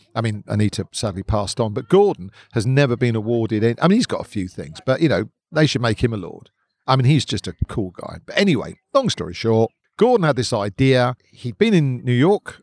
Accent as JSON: {"language": "English", "area": "Hertfordshire", "region": "East of England", "country": "United Kingdom", "tie": "born or raised there", "moved": "yes", "lives_now": "London, United Kingdom", "said": "I wasn't born here. I was born in leafy Hertfordshire."}